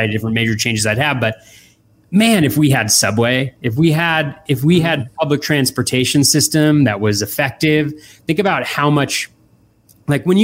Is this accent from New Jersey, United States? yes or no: no; Davis, California, United States; moved away as an adult; also born or lived in Boston, Massachusetts; I grew up in California, in Davis, California, in Northern California. All 18 years there